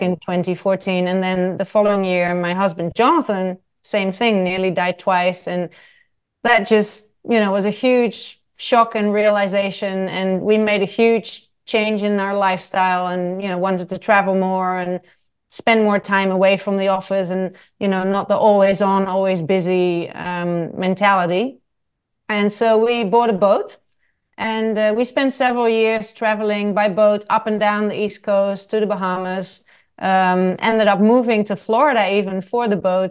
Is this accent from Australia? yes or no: no; Netherlands; moved away as an adult; also born or lived in south of France / Nottingham, United Kingdom / Paris, France / London, United Kingdom; I was born in the Netherlands and I left the Netherlands when I was eighteen years old.